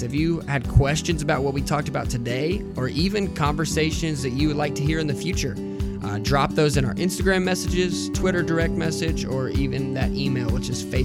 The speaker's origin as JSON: {"language": "English", "region": "the South", "country": "United States", "said": "I'm from the South, where we all put stickers on Yeti coolers"}